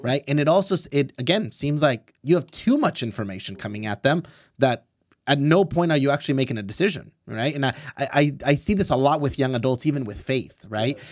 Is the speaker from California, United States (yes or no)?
yes; Orange County, California, United States; I was born and raised in Orange County